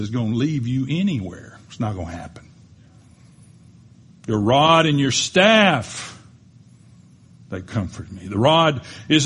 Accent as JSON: {"language": "English", "town": "Panama City", "region": "Florida", "country": "United States", "tie": "born or raised there", "said": "we grew up in Panama City, Florida"}